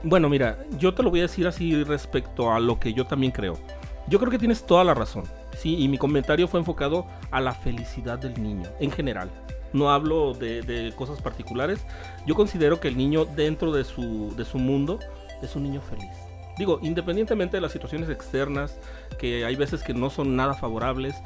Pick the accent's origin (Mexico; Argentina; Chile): Mexico; Guadalajara, Jalisco; yo me crié en el Hospicio Cabañas de aquí de Guadalajara